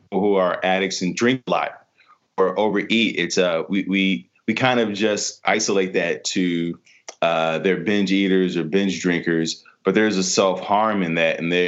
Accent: Chicago, Illinois, United States; now in Los Angeles, United States; I'm from Chicago

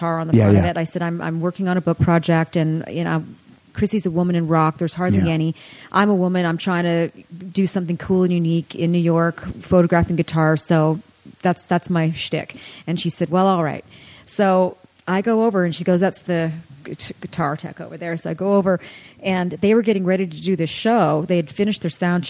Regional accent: Canada; I grew up in Canada

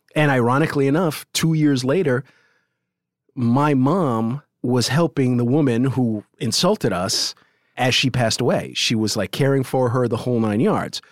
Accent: New York City, New York, United States; also born or lived in Parkchester, Bronx; I grew up in the South Bronx

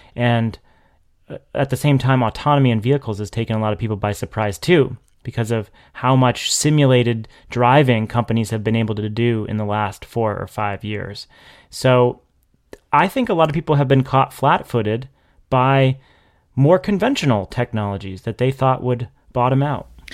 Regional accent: New Hampshire, United States; now in Massachusetts, United States; I've gone back to my hometown in New Hampshire

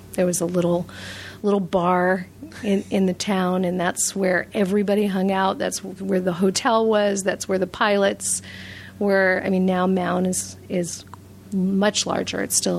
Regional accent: New York City, New York, United States; I was born and raised in New York City.

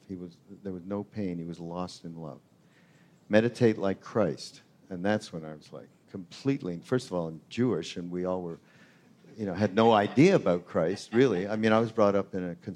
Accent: Canada; I'm the Canadian guy

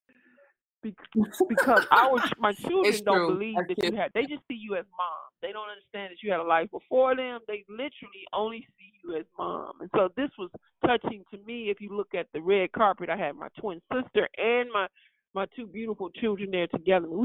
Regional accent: Flint, Michigan, United States; we came from Flint, Michigan

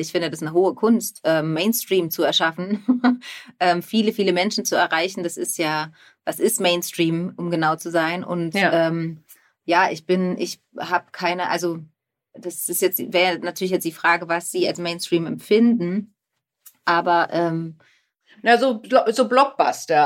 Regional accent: Germany; ich liebe meine Heimat sehr

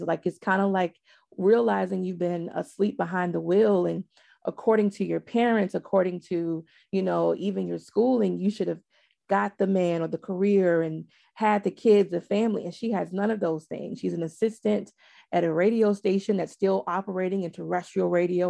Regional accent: the South, United States; I'm from the South

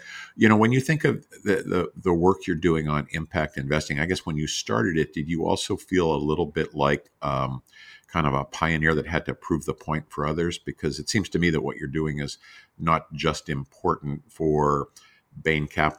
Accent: Pittsburgh, Pennsylvania, United States; because I grew up in Pittsburgh in a little neighborhood where I have so many memories of other neighbors

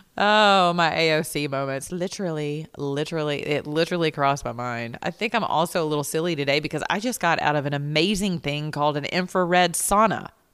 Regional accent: Georgia, United States; I'm from the South, right? I'm Georgia Peach. Y'all, I live down here with Keisha, a mayor named Keisha

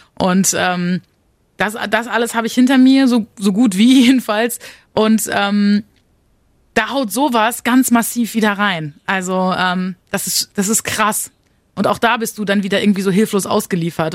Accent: Münster, North Rhine-Westphalia, Germany; Wir kommen beide aus NRW, aus Münster

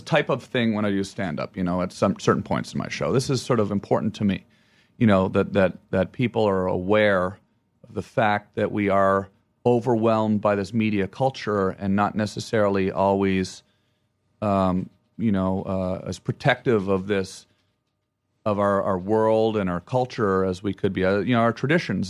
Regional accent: Ottawa, Ontario, Canada; moved away; where I'm from and I say Ottawa

